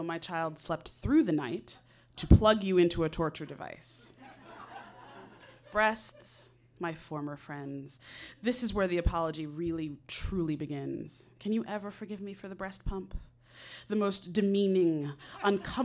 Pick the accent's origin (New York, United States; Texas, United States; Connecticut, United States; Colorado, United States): Connecticut, United States; now in Los Angeles, United States; I am from Connecticut, and I have a Southern mother